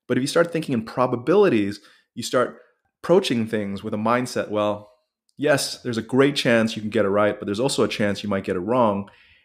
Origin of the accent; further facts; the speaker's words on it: Japan; But I grew up in Japan for several years. I've always liked the culture, the people, the respect, the food.